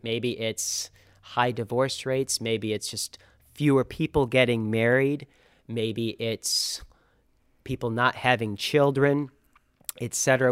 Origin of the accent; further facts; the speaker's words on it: Auburn, Michigan, United States; I grew up right here in the area in the Diocese of Saginaw. I grew up in Auburn